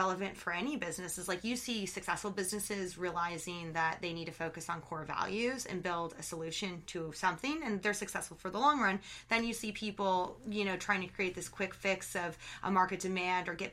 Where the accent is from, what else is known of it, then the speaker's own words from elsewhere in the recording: Portland, United States; moved away; I don't live in Portland, but I'm from Portland